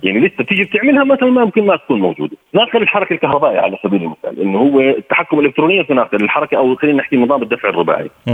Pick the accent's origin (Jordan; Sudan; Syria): Jordan; عندنا بالاردن هون